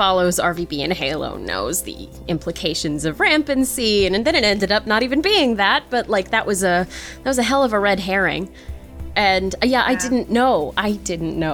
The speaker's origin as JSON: {"language": "English", "region": "New England", "country": "United States", "said": "I'm from New England"}